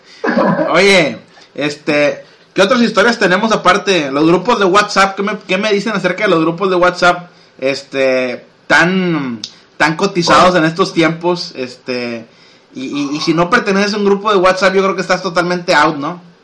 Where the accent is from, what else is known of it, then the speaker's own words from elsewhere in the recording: Monterrey, Nuevo León, Mexico; todos somos de Monterrey